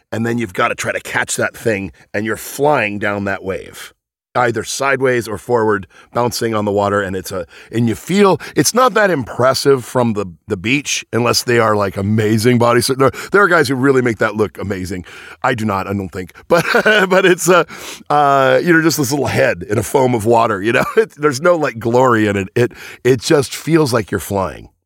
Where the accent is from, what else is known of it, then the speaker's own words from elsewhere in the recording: Venice, California, United States; also born or lived in Sheepshead Bay, New York; I grew up in California where water is scarce.